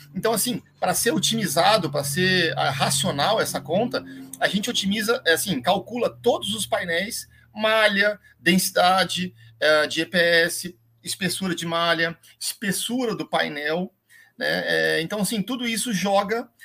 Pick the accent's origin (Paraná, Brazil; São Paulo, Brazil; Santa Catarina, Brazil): Paraná, Brazil; Londrina; eu sou londrinense, né? É, nasci em Londrina, no norte do Paraná